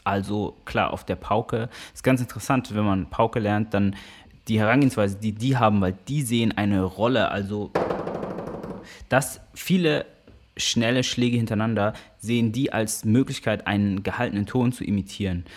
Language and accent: German; Karlsruhe, Baden-Württemberg, Germany; moved away; also born or lived in Hamburg; Karlsruhe hat mich geprägt, insofern, dass ich da aufgewachsen bin